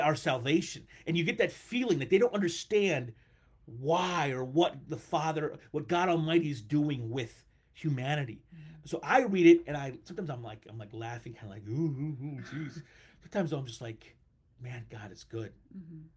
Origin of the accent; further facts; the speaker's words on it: United States; I like being American